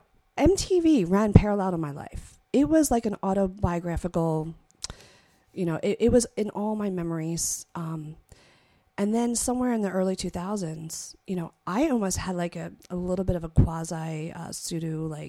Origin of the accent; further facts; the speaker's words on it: Philadelphia, Pennsylvania, United States; growing up in Philadelphia